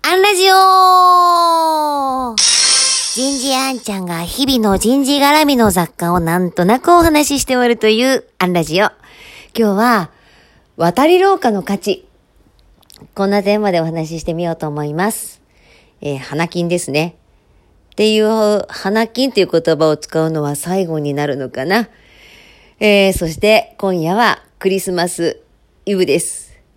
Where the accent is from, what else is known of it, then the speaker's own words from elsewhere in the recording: Osaka, Japan; 私も大阪府民